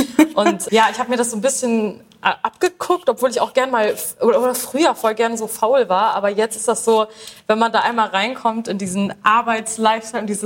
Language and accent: German; Lebanon; Ich bin Libanesin. Ähm, es kommt auf jeden Fall aus der arabischen Küche. Ich weiß nicht genau, ob das libanesisch ist. Ich kenne es halt nur von, ne, aus Libanon